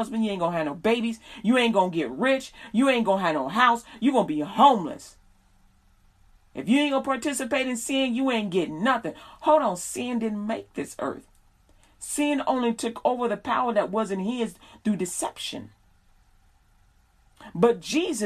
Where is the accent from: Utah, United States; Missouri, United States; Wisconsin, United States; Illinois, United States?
Illinois, United States; Chicago; now in Texas, United States; I'm from Chicago.